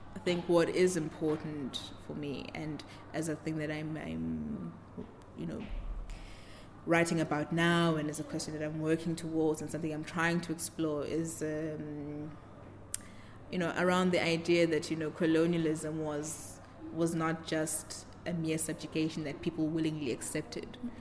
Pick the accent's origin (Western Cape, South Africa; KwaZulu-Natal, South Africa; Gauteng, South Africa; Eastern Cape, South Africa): KwaZulu-Natal, South Africa; Newcastle; now in Cape Town, South Africa; I'm from South Africa, in Newcastle originally, working and living in Cape Town.